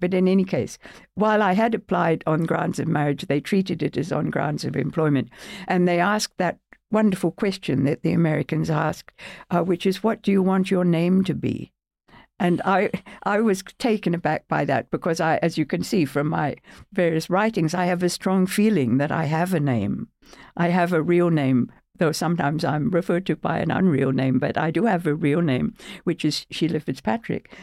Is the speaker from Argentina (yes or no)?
no; Melbourne, Victoria, Australia; moved away as an adult; also born or lived in United Kingdom / United States; I'm a professor at, at, at, at Australian Catholic University in Melbourne, my hometown